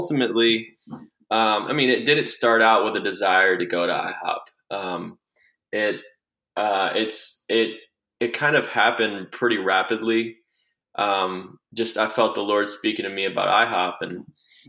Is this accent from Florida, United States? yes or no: yes; Tallahassee, Florida, United States; moved away as an adult; now in Kansas City, United States; I'm from Tallahassee, Florida.